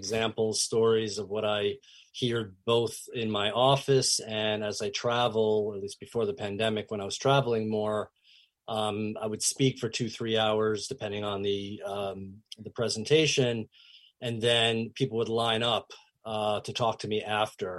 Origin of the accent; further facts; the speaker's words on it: New York metro area, United States; I grew up in the New York metro area